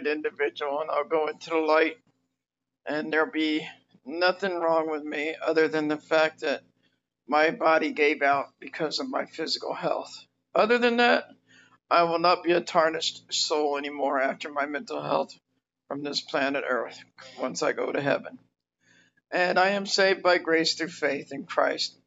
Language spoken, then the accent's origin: English; United States; an American citizen of my country